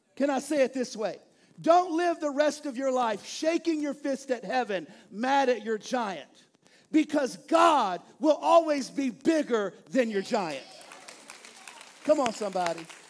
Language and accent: English; East Texas, United States; now in Bel Air, United States; I'm from East Texas